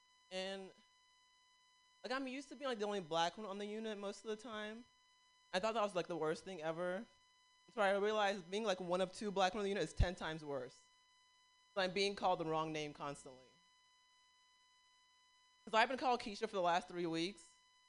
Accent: Nigeria; And like being Nigerian, like I grew up thinking I was gonna have an arranged marriage

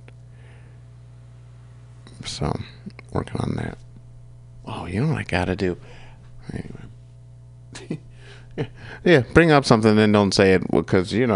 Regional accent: Kalamazoo, Michigan, United States; I'm from Kalamazoo

